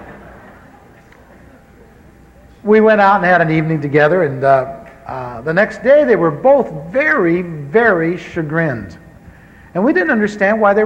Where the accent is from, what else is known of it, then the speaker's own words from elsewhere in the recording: Anaheim, California, United States; also born or lived in Missouri; I grew up here in Anaheim. I moved here from the Midwest in 1946, and lived over near what is now Disneyland